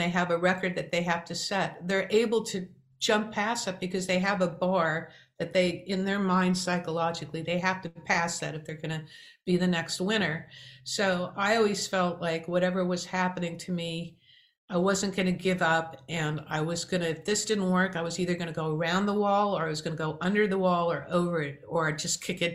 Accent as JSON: {"language": "English", "region": "New York", "country": "United States", "said": "I'm from New York too, and New York people are known for being survivalists"}